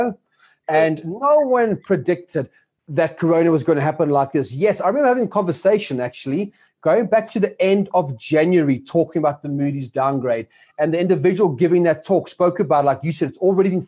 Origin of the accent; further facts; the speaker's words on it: South Africa; as South African citizens